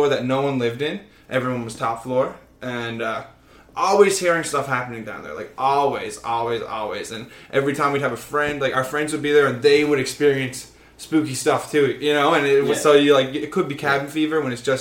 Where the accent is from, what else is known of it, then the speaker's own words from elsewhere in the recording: Newfoundland and Labrador, Canada; moved away; I'm from the East Coast. I'm from the Rock. I'm grown up on spooky stuff.